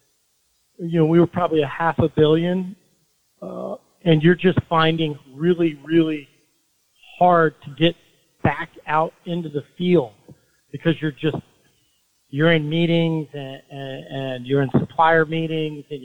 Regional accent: Logan, Utah, United States; moved away; also born or lived in Longmont, Colorado; I was born in Logan, Utah

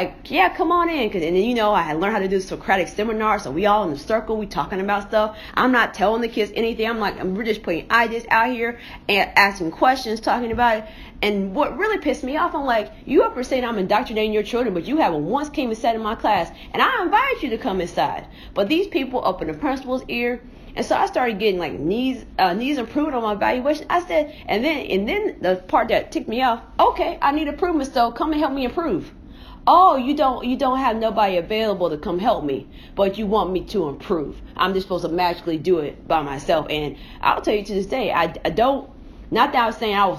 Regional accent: Indianapolis, Indiana, United States; I'm from Indianapolis

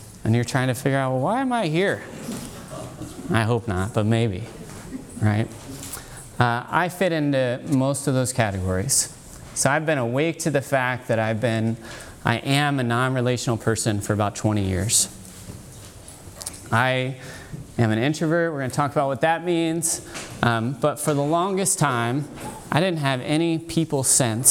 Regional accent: Dayton, Ohio, United States; I come from Dayton, Ohio

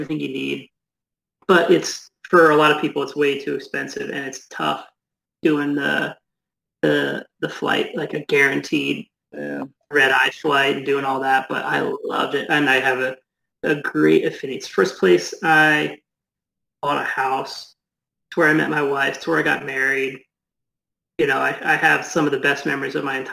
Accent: Philadelphia, Pennsylvania, United States; moved away as an adult; also born or lived in Texas / Florida / Virginia / New Jersey; growing up in Philly in the suburbs

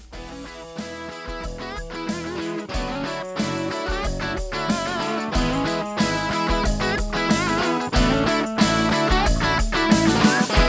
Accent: London, United Kingdom; I'm from London

